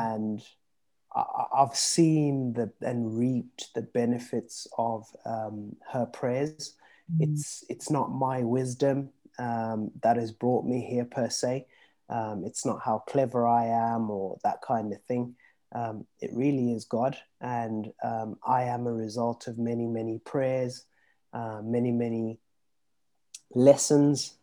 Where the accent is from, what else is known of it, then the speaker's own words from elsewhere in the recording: Zimbabwe; moved away; I was born in Zimbabwe, and back in Zim, we used to get a lot of um, the British TV shows. So I grew up watching